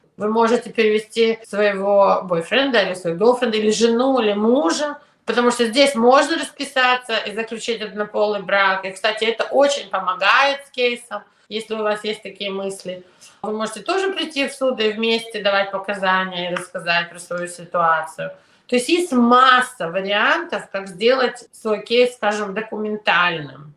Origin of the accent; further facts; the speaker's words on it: New York, United States; also born or lived in Ukraine / Soviet Union; я еще выросла в Нью-Йорке и училась в ужасной школе